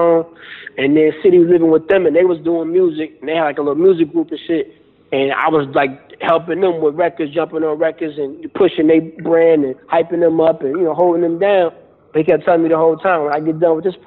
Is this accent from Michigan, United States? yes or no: yes; Grand Rapids, Michigan, United States; moved away as an adult; I'm from Michigan